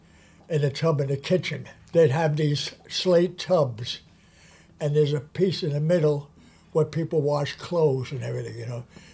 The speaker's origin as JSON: {"language": "English", "town": "Hoboken", "region": "New Jersey", "country": "United States", "tie": "born or raised there", "said": "born and raised in Hoboken."}